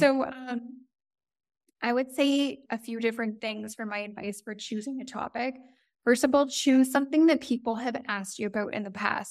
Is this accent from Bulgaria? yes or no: no; Toronto, Ontario, Canada; moved away as an adult; now in Italy; So, I am Canadian, I'm from the Toronto area